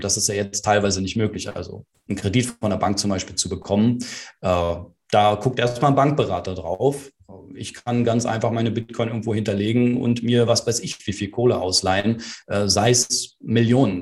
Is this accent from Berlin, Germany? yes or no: yes; Berlin, Germany; Also ich bin ja in Berlin geboren und auch hier aufgewachsen